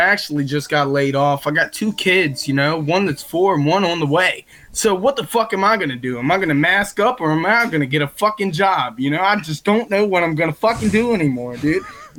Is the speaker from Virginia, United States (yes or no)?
yes; Virginia, United States; I'm from Virginia.